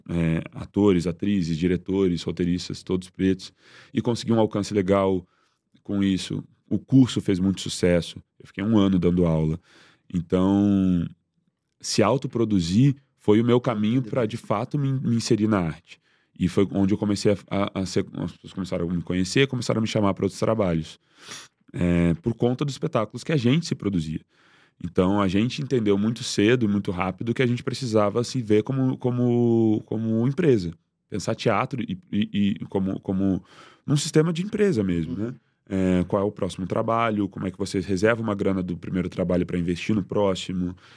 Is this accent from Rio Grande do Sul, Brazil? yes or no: yes; Porto Alegre, Rio Grande do Sul, Brazil; moved away as an adult; also born or lived in Rio de Janeiro; Sou de Porto Alegre. É, e quando eu cheguei no Rio foi muito difícil começar.